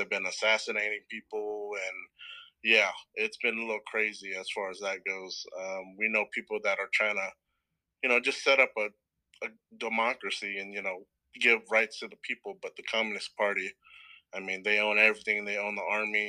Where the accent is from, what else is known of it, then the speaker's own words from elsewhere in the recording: Stockton, California, United States; also born or lived in New Orleans, Louisiana / Portland, Oregon; We moved to Stockton, California when I was 5, and pretty much been here ever since.